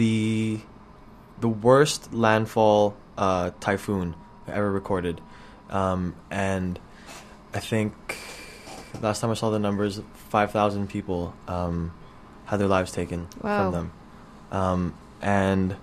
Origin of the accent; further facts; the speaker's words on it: Canada; I was born here.